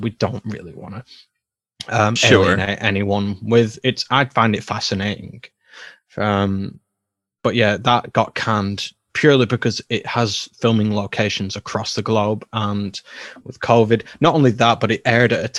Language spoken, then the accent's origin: English; United Kingdom; I'm British